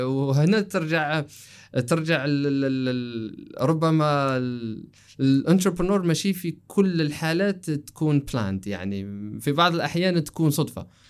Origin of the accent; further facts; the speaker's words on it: Algeria; مدينتي في الجزائر احنا مشهورين انه تجار